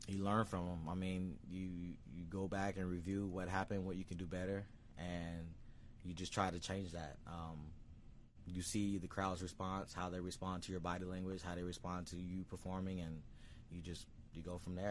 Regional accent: Sarasota, Florida, United States; I was born in Sarasota, Florida.

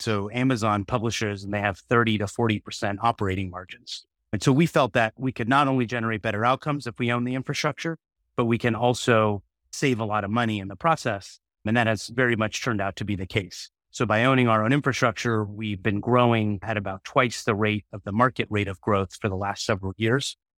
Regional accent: Silicon Valley, California, United States; I'm born and raised in Silicon Valley

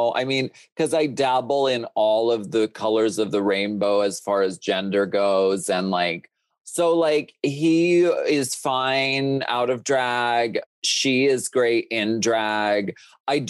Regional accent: Erie, Pennsylvania, United States; moved away; I grew up in Erie, Pennsylvania

